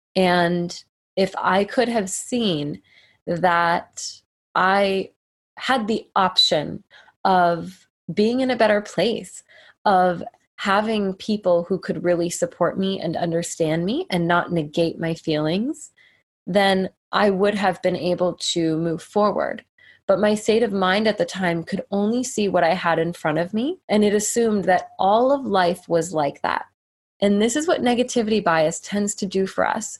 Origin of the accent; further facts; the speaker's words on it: United States; as an American girl